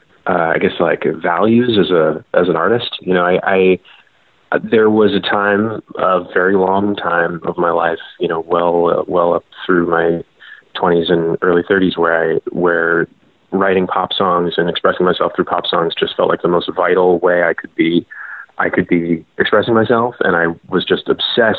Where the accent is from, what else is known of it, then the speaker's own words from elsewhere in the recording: Boston, Massachusetts, United States; moved away as an adult; also born or lived in Providence, Rhode Island / New York; now in Portland, United States; I'm from Boston originally